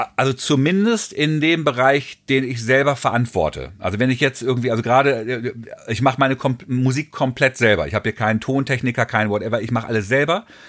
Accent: Hagen, North Rhine-Westphalia, Germany; Ich bin dann 66 in Deutschland geboren und ähm, habe dann Fast Forward, Fast Forward natürlich irgendwie auch dann Schule und Abi und Gymnasium

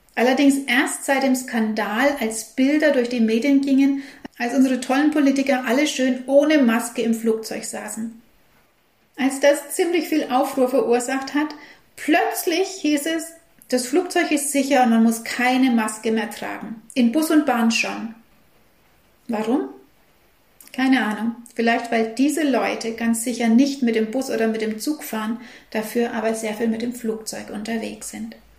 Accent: Germany; bei uns in Deutschland

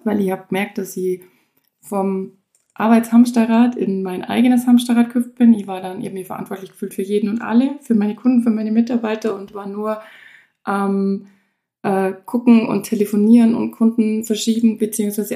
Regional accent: Kleinwalsertal, Vorarlberg, Austria; also born or lived in Allgäu, Germany; eigentlich komme ich aus dem kleinen Walsertal aus Österreich, aber mein Salon ist im Allgäu

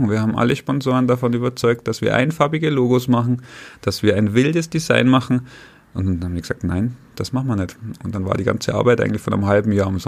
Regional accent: Holzkirchen, Bavaria, Germany; also born or lived in Irschenberg; bin aufgewachsen in Oberbayern, in Holzkirchen und dann nach Irschenberg gezogen.

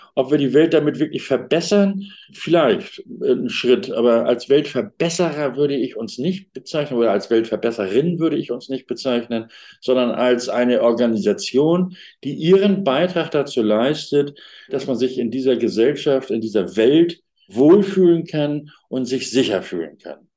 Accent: Hamburg, Germany; moved away; in Hamburg, also das ist meine Geburtsstadt, und dort war ich auch auf äh, der Ebene eben tätig in der Schwimm- und Rettungsschwimmausbildung

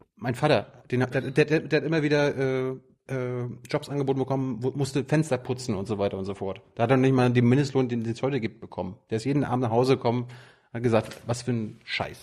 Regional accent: Malchin, Mecklenburg-Vorpommern, Germany; ich komme ja auch aus der Ecke, Malchin, Komoro

